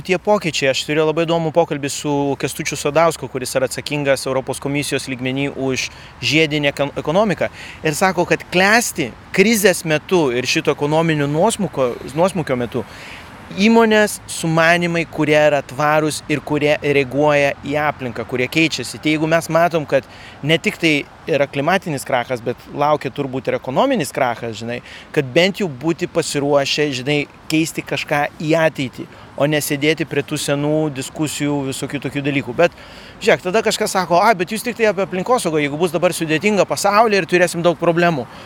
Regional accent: Lithuania; kaip lietuviai mums patinka išeiti į gamtą

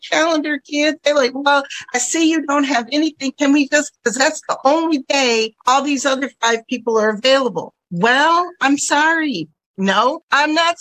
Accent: Buffalo, New York, United States; also born or lived in Southwest Michigan; I grew up in Buffalo, New York, near Niagara Falls

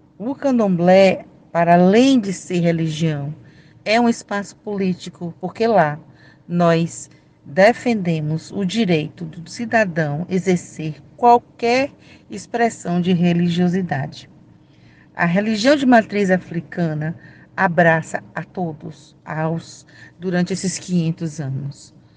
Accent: Salvador, Bahia, Brazil; Eu sou de Salvador, Bahia

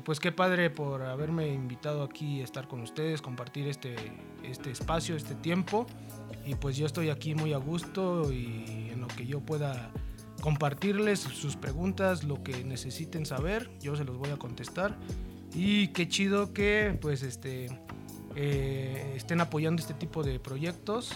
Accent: Mexico City, Mexico; Soy de Iztapalapa, pero para el mundo

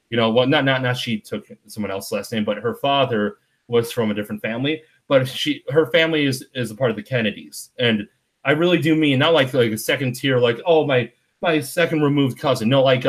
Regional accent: Wisconsin, United States; I'm from Wisconsin

